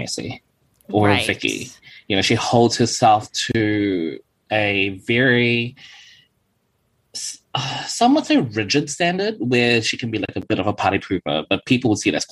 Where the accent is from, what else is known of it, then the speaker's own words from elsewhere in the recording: New Zealand; accent: typical New Zealand accent; also born or lived in Philippines; now in Gold Coast, Australia; I was born in the Philippines, Southeast Asia. But when I moved to New Zealand at the age of 10, I dropped my Filipino accent within, I'd say, 6 months.